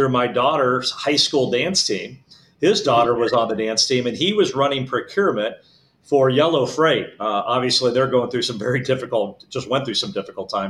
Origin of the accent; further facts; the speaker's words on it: Omaha, Nebraska, United States; originally from Omaha, Nebraska.